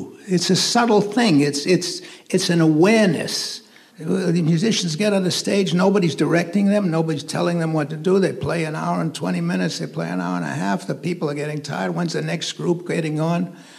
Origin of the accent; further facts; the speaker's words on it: Boston, Massachusetts, United States; I was from Boston. I wasn't even part of the New York jazz establishment